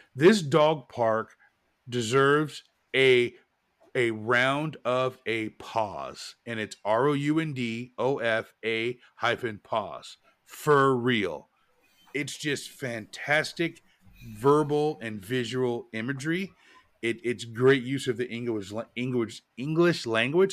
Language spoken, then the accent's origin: English; Portland, United States; now in Charlotte, United States; I grew up in Portland and it was rainy